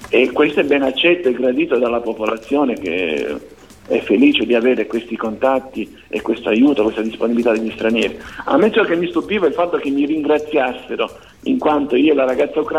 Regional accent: Sicily, Italy; beh la curiosità forse pensare che vengo dalla Sicilia perché la Sicilia

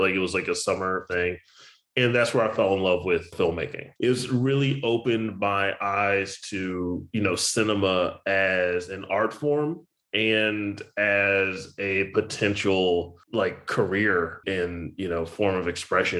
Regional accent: Richmond, Virginia, United States; moved away as an adult; also born or lived in Blacksburg, Virginia; now in Los Angeles, United States; I was born in Blacksburg, but then I moved to the Richmond area when I was like 2. So basically raised in Richmond

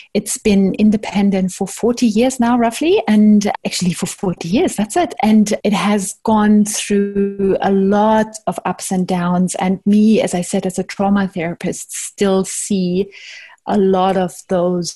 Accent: Germany; moved away as an adult; now in Zimbabwe; I'm originally from Germany. And I was trained in Germany and just ended up living here.

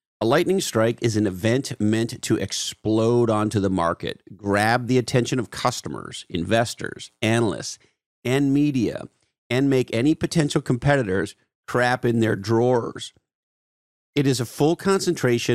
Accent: Canada; I'm a Canadian

